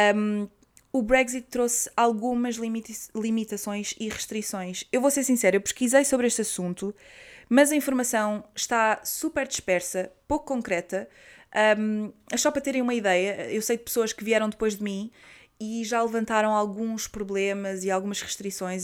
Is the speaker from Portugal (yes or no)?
yes; Portugal; moved away as an adult; also born or lived in Netherlands; now in United Kingdom; eu quero ficar em Portugal